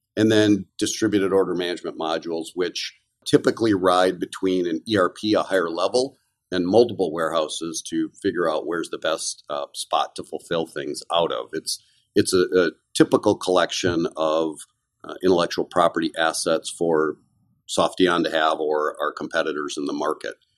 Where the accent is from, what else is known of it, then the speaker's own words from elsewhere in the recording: Kenosha, Wisconsin, United States; I grew up in a little town called Kenosha, Wisconsin, which is in the southeast corner